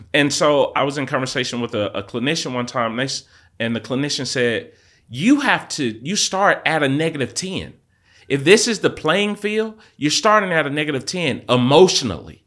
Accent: Atlanta, Georgia, United States; I literally grew up on the streets of Atlanta, Southwest Atlanta

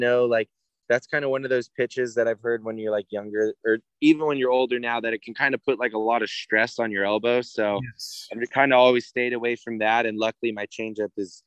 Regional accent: Oceanside, California, United States; I grew up in Oceanside, hour and a half away

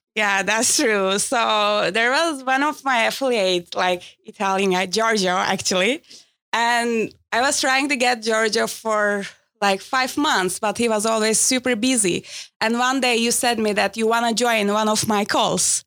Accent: Istanbul, Turkey; I'm from Istanbul

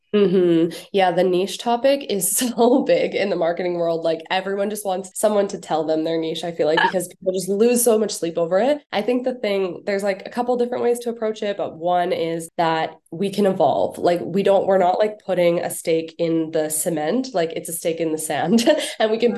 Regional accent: Canada; moved away as an adult; also born or lived in Bali / Winnipeg; I'm too Canadian for that weather

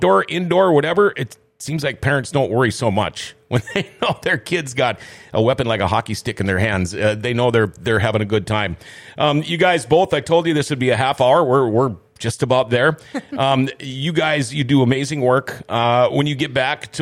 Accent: Thief River Falls, Minnesota, United States; moved away; growing up, I'm from Thief River Falls

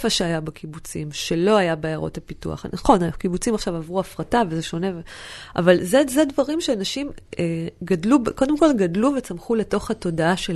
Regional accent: Northern District, Israel; אני מסתכלת למשל על האזור שאני גדלתי בו, אז יש את כפר גלעדי, ששם זה מחצבות כפר גלעדי, ומפעל אופטיקה

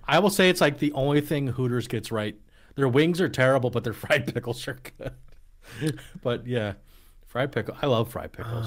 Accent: Allentown, Pennsylvania, United States; I was actually born in Allentown area

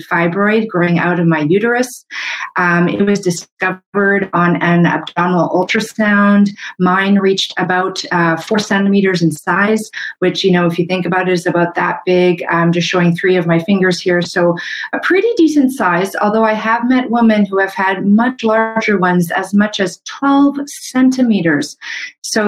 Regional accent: Canada; I'm a Canadian medical doctor

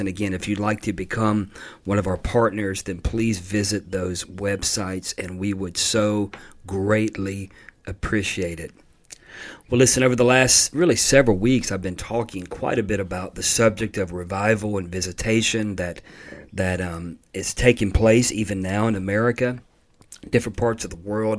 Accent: Pensacola, Florida, United States; my hometown of Pensacola, Florida, place I was born

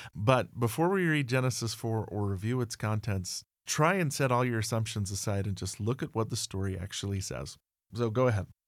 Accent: United States; I am an American. I love my country

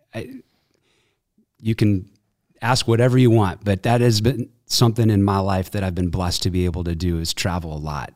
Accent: Evanston, Illinois, United States; also born or lived in Glenview / Chicago; Chicago. Really raised in Evanston.

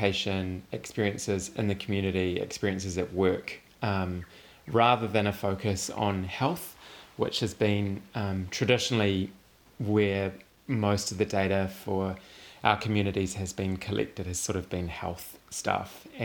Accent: Makara, Wellington, New Zealand; moved away; I'm originally from Makara, on the west coast of Whanganui Atara

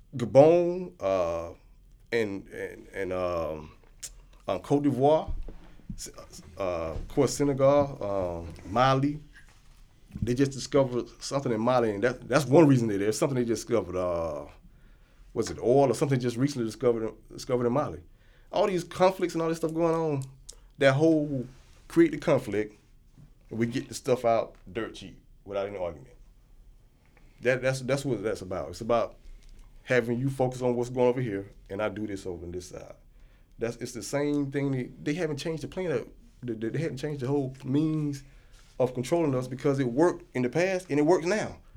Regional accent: United States; I'm from the United States

